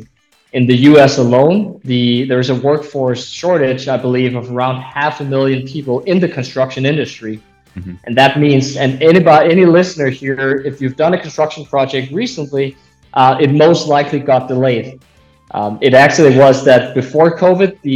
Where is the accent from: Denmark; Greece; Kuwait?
Denmark; a small town north of Copenhagen, Capital Region of Denmark; moved away as an adult; now in United States; I grew up in a small town north of Copenhagen, Denmark. That's where I'm from